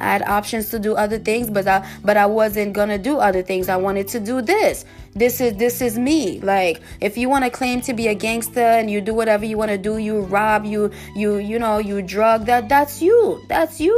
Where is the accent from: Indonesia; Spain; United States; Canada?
United States; New York; I'm from New York